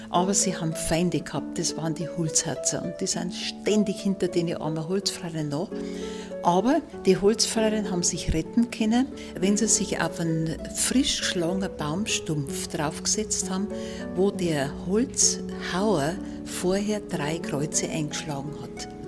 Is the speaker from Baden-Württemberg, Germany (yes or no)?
no; Bavaria, Germany; accent: Upper Palatinate; unser Dialekt ist kreislich und der ist Bautzert und die Ballen und so. Und dabei finde ich, es ist der Oberpfälzer Dialekt sowas von schön, sowas von vokalreich.